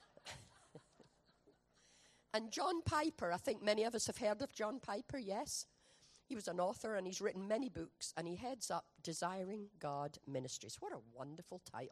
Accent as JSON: {"language": "English", "region": "Scotland", "country": "United Kingdom", "moved": "yes", "said": "We're from Scotland"}